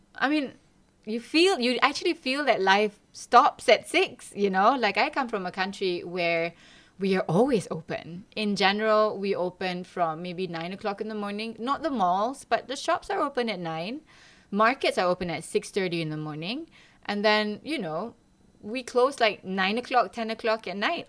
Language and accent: English; Malaysia; moved away as an adult; now in Lund, Sweden; I am from Malaysia. I came here 20 years ago, exactly.